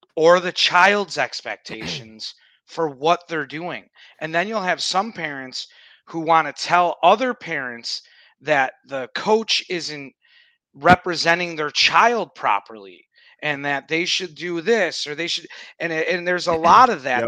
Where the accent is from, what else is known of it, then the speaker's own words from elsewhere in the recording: Buffalo, New York, United States; growing up in Buffalo, we played indoor soccer where there were boards.